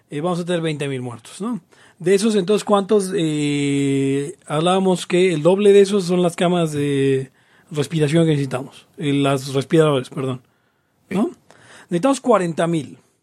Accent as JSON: {"language": "Spanish", "country": "Mexico", "said": "los mexicanos tenemos"}